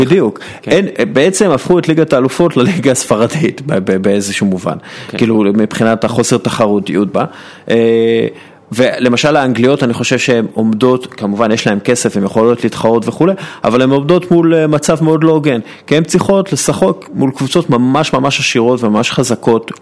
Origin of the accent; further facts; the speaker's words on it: Israel; אנחנו יודעים כישראלים